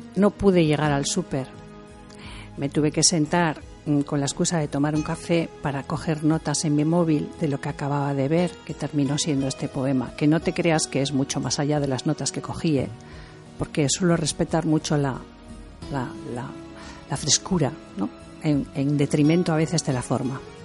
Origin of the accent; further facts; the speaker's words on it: Santander, Cantabria, Spain; Yo soy de Cantabria, de Santander. Y en Santander, en cuando yo era pequeña, em, había mucho turismo